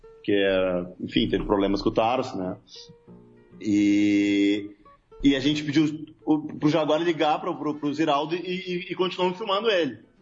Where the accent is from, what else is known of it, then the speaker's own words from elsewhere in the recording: Porto Alegre, Rio Grande do Sul, Brazil; nós somos de Porto Alegre